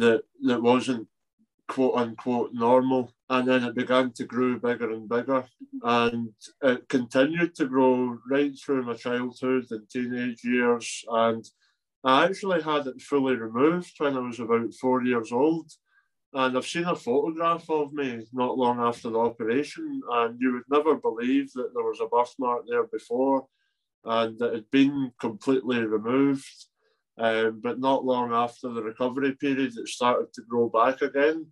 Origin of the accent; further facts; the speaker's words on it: Scotland, United Kingdom; I'm from Scotland